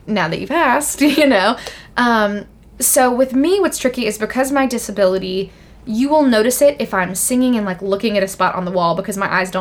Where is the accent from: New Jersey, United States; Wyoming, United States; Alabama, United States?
Alabama, United States; Birmingham; moved away; where I'm from in Birmingham, Alabama